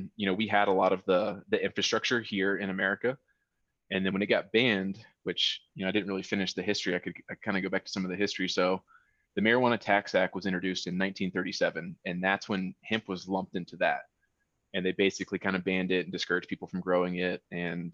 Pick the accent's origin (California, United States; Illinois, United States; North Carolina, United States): North Carolina, United States; now in Colorado, United States; I'm from North Carolina